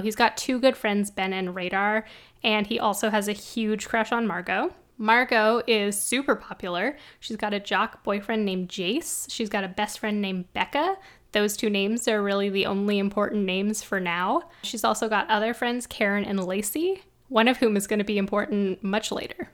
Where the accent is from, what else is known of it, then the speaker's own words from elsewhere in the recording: Canada; I'm Canadian, so I don't know what it is